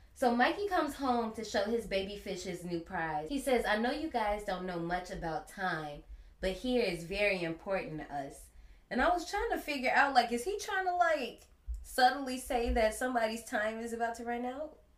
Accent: Gary, Indiana, United States; I grew up in Gary, Indiana, and we didn't really have a lot of funding

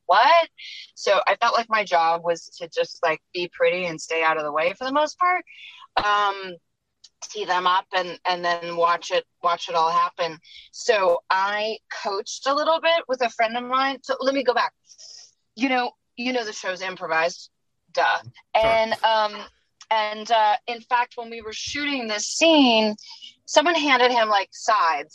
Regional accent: Los Angeles, California, United States; I grew up in the Fairfax district

